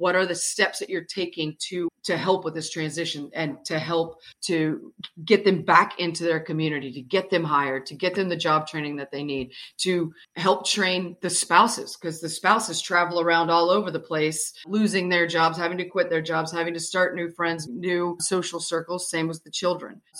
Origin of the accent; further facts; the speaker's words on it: Louisiana, United States; I grew up in a very patriotic family, but in a patriotic town and small town in Louisiana